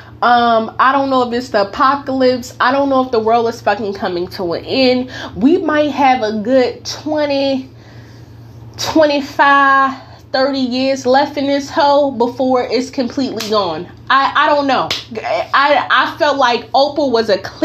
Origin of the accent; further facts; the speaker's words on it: North New Jersey, United States; now in California, United States; I am from North New Jersey. I now currently live in Cali.